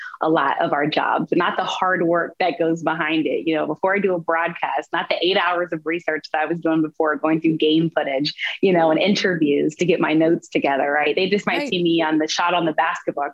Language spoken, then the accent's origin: English; the South, Southern United States, United States; I come from Southern roots